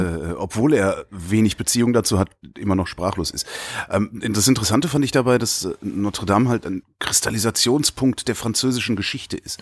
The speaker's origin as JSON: {"language": "German", "town": "Cologne", "region": "North Rhine-Westphalia", "country": "Germany", "tie": "born or raised there", "said": "in meiner Heimatstadt Köln"}